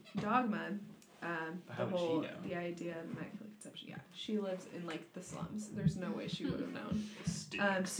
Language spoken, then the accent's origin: English; United States; as an American